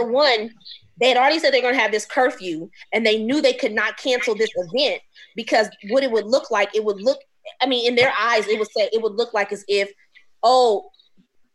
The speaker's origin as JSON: {"language": "English", "town": "Omaha", "region": "Nebraska", "country": "United States", "tie": "born or raised there", "said": "I've been in Omaha since I was 2 years old, so I've been here 38 years"}